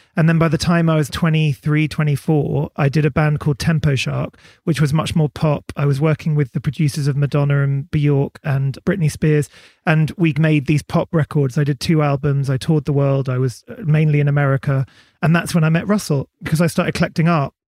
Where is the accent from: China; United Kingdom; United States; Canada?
United Kingdom; Berkshire, South East England; I grew up in Berkshire by the river